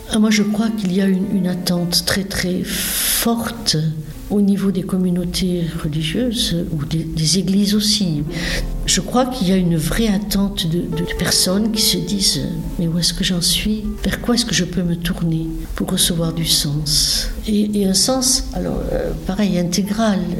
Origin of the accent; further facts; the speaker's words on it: south-west France, France; accent: un petit accent du sud-ouest; now in Versailles, France; je viens du sud-ouest, donc vous allez entendre un petit accent qui demeure